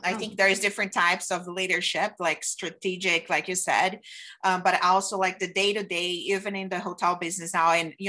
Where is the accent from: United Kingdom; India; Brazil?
Brazil; English is a second language; moved away; because I did start in the operation side in the hotels when I came from Brazil.